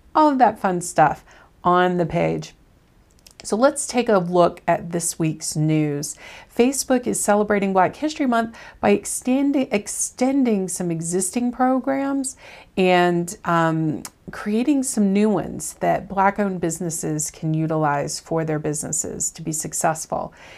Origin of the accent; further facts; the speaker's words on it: the South, United States; I'm from the South